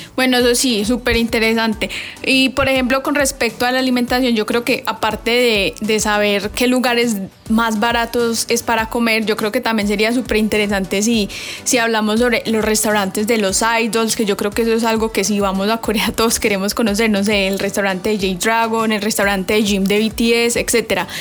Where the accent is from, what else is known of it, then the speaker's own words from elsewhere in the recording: Colombia; para los colombianos